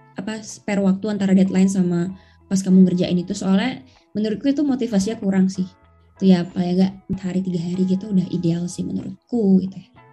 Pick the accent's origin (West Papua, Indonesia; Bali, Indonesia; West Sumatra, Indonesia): Bali, Indonesia; moved away as an adult; aku kan dari Bali